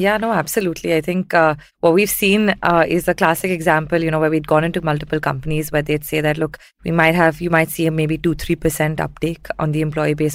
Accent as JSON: {"language": "English", "region": "southern India", "country": "India", "tie": "born or raised there", "also_born_or_lived": "Mumbai", "said": "I'm from Mumbai, spent most of my formative years in southern India"}